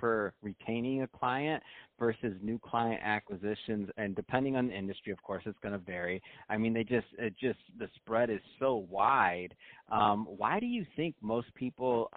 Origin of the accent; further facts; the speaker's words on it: Midwest, United States; I'm from the Midwest